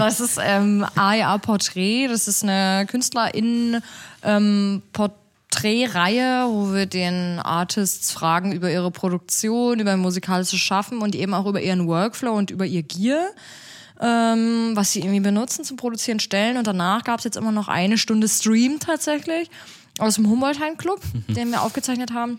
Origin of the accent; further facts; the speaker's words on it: a small town in southern Brandenburg, Germany; moved away as an adult; now in Berlin, Germany; ich komme aus so einer kleinen Stadt in Südbrandenburg